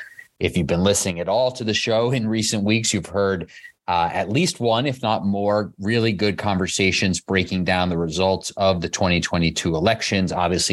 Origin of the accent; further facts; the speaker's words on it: New York City, New York, United States; I grew up in Queens.